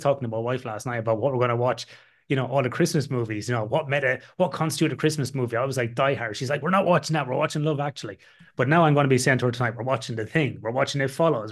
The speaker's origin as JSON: {"language": "English", "area": "the middle of Ireland", "region": "Midlands", "country": "Ireland", "tie": "born or raised there", "said": "my hometown in the middle of Ireland"}